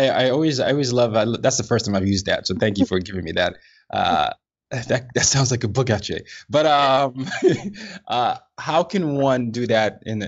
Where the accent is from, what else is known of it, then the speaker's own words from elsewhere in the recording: Nigeria; I'm a Nigerian, so I definitely understand the level.